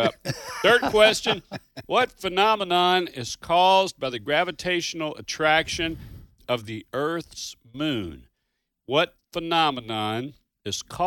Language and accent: English; Kentucky, United States; now in Kansas, United States; I was from Kentucky